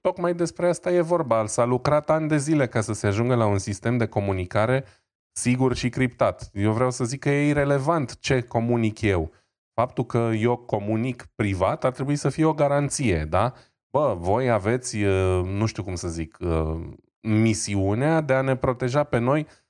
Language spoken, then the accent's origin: Romanian; Romania; eu sunt român